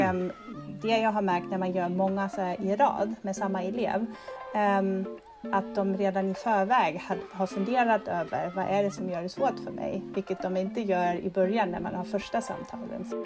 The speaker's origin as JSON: {"language": "Swedish", "country": "Germany", "tie": "born or raised there", "also_born_or_lived": "Berlin / Madrid", "second_language": "Swedish", "moved": "as an adult", "lives_now": "Sweden", "said": "jag är född och uppvuxen i Tyskland"}